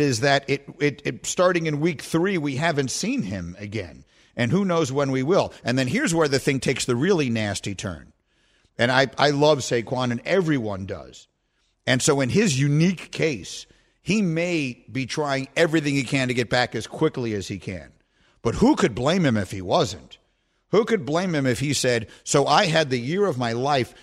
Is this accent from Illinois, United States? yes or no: no; New York, United States; I was born and raised in New York, and I work in New York